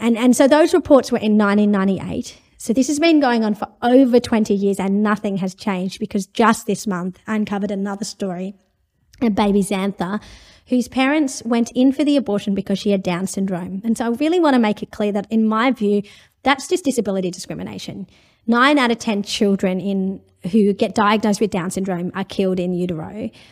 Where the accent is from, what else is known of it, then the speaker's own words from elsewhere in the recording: India; now in Australia; I'm from India originally